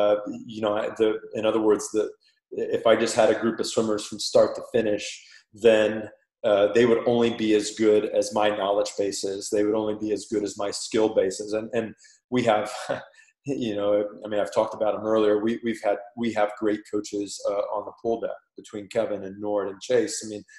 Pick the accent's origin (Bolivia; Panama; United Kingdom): Panama; accent: Panamanian; That's my Panamanian accent coming out right there.